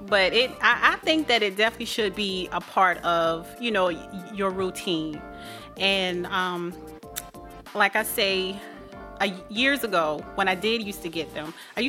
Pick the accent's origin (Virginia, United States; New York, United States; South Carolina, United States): South Carolina, United States; moved away; I'm from South Carolina. So that's where I originally started from